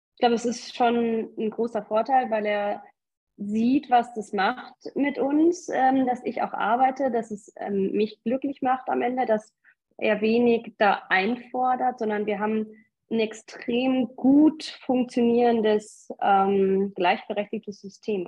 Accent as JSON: {"language": "German", "region": "North Rhine-Westphalia", "country": "Germany", "moved": "yes", "lives_now": "Munich, Germany", "said": "Ich komme eigentlich aus Nordrhein-Westfalen, lebe aber jetzt schon sehr lange in München"}